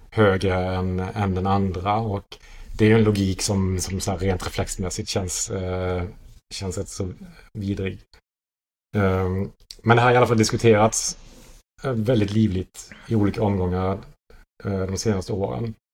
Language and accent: Swedish; Sweden; moved away; att man kommer från en annan yttrandefrihetskontext. Som svensk.